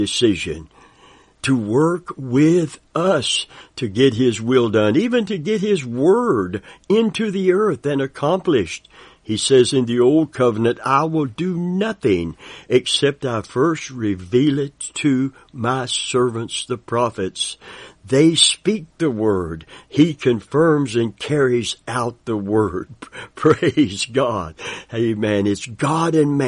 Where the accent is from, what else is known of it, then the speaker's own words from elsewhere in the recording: Kentucky, United States; I'm from Kentucky, and I've heard that term many times growing up in a Christian family